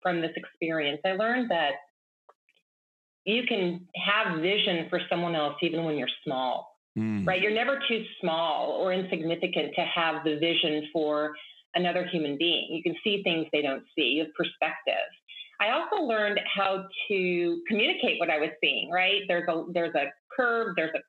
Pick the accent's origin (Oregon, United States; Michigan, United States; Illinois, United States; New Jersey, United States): Oregon, United States; Baker City; I grew up in Baker City, Oregon